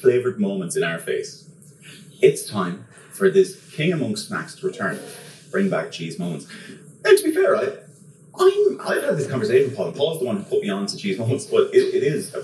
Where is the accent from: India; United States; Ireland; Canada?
Ireland; Wexford; I'm from Wexford.